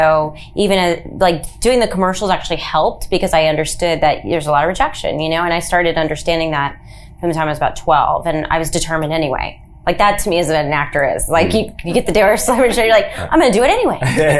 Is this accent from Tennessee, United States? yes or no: yes; Nashville, Tennessee, United States; moved away; also born or lived in New Orleans, Louisiana; I grew up in Nashville, Tennessee